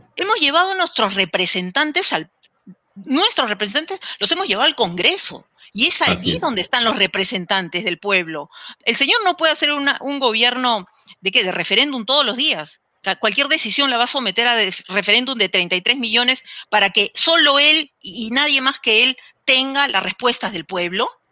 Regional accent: Peru; yo soy una enamorada del Perú, como muchos de ustedes, estoy muy segura, enamorada de mi país

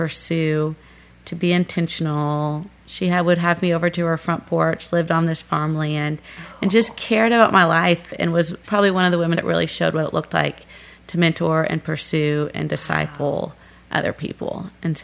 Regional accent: Gladstone, Missouri, United States; moved away; growing up, I was in a suburb, Gladstone

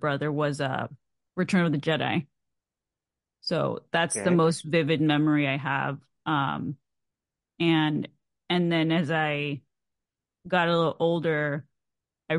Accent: Mexico; I'm from Mexico

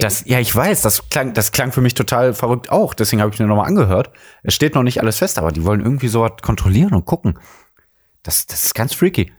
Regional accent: Mülheim an der Ruhr, North Rhine-Westphalia, Germany; Die Geschwister aus dem Ruhrgebiet, aufgewachsen in der Geburtsstadt von Helge Schneider

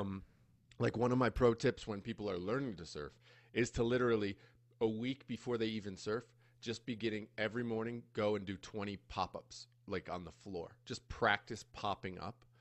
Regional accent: United States; moved away as an adult; now in Costa Rica; growing up in the States

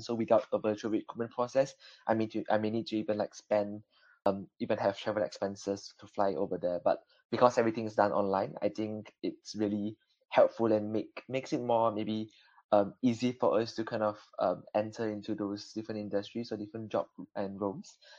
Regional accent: Malaysia; now in Belfast, United Kingdom; I'm originally from Malaysia

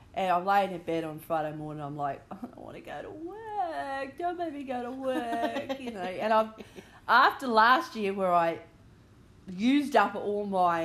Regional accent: Australia; accent: broad Australian; We are Australian, so we have Australian accents.

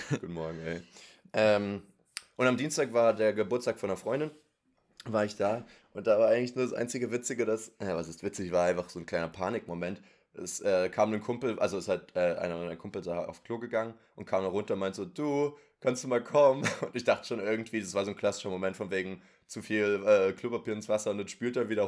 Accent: Erfurt, Thuringia, Germany; Und ich so, ich komme aus Erfurt.

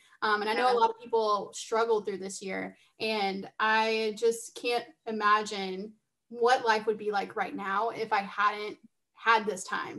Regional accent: South Carolina, United States; I'm from South Carolina.

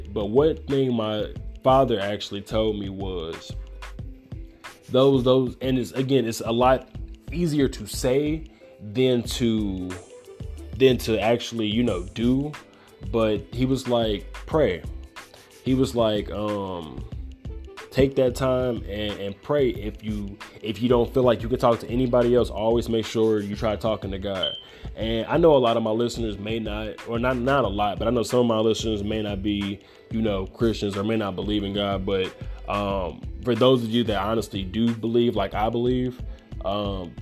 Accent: Gary, Indiana, United States; I'm from Gary

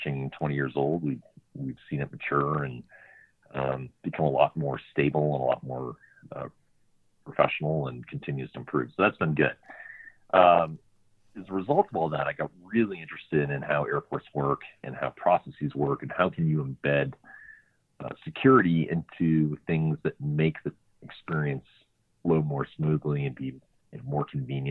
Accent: Marblehead, Massachusetts, United States; moved away as an adult; now in Washington, D.C., United States; I grew up in Marblehead, Massachusetts, just north of Boston

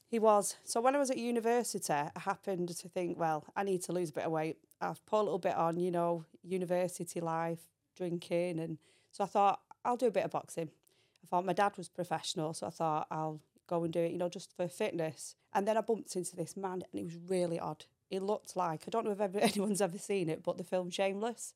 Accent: Manchester, North West England, United Kingdom; also born or lived in Belfast; I came from Belfast. Um, we moved to Manchester, and that's where my life started

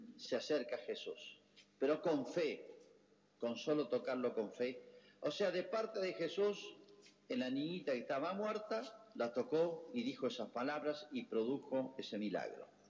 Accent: Argentina; somos todos argentinos

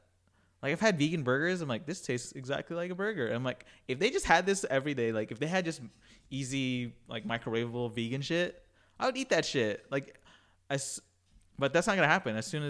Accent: Philippines; there's also, like, foods in my culture, like, I'm Filipino, like, that are, like, heavily meat.

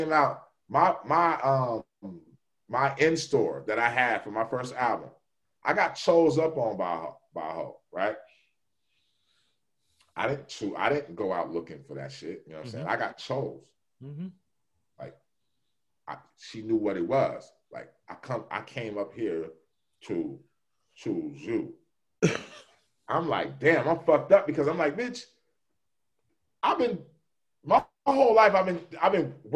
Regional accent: Northern California, United States; I'm from Northern Cali

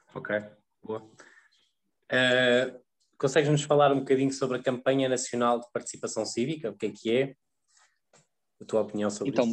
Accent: Viseu, Centro, Portugal; eu também sou do interior, sou, sou de Viseu

